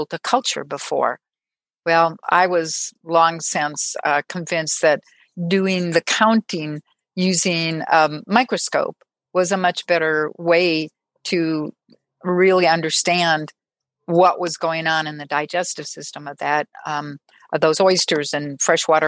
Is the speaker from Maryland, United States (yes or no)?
no; Minnesota, United States; accent: Minnesota; So I was born in Minnesota, and every once in a while you'll hear the Minnesota accent starting to come out.